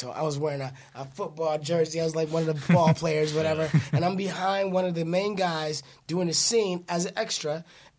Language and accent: English; Detroit, Michigan, United States; moved away; I grew up in the inner city. Inner city, Detroit.